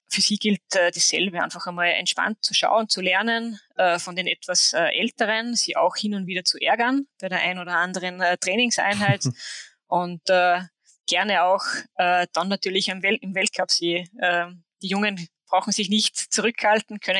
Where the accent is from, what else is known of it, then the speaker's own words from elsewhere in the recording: Hochfilzen, Tyrol, Austria; Hochfilzen wäre naheliegend, weil es einfach mein Heimatort ist